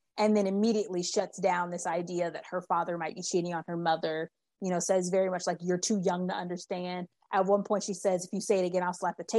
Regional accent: Texas, United States; I grew up in Texas, and most of my mom's family still lived in New Orleans at the time and in the Louisiana area. So I have a lot of Southern, really, really the deep Southern roots.

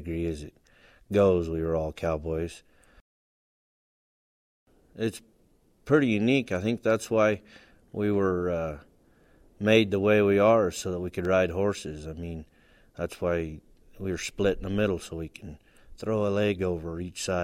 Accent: Lodi, California, United States; now in Tuscarora, Nevada, United States; I'm originally from Lodi, California

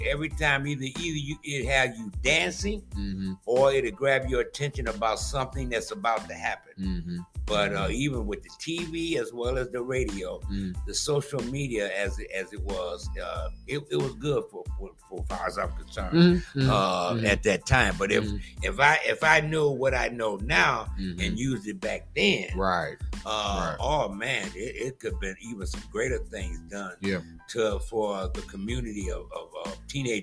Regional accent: Detroit, Michigan, United States; I was raised in the city of Detroit

